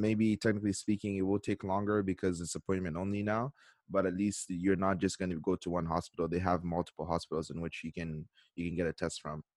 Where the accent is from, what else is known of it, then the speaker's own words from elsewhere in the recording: Canada; moved away as an adult; now in South Korea; I'm in South Korea. But, you know, I am Canadian